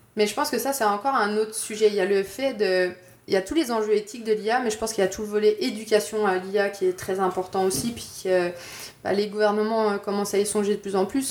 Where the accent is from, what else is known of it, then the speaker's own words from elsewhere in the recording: Bourgogne-Franche-Comté, France; moved away as an adult; also born or lived in Quebec City, Canada; now in Montreal, Canada; je viens de Franche-Comté, je suis un peu une tricheuse. Euh, je viens de la frontière euh, avec la Suisse, donc euh, je connais ça la neige.